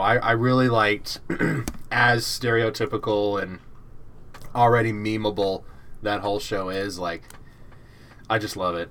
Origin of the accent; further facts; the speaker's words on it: Georgia, United States; accent: American; I'm from Georgia. I live very close to U G